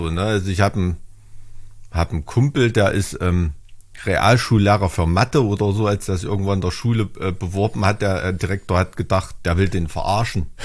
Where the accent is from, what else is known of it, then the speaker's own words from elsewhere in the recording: Thuringia, Germany; wo man als Thüringer so oft als Sachse klassifiziert wird